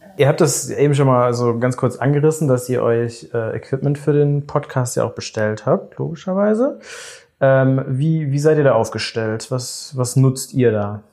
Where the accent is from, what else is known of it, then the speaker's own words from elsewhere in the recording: Bielefeld, North Rhine-Westphalia, Germany; now in Düsseldorf, Germany; ich komme eigentlich aus Bielefeld.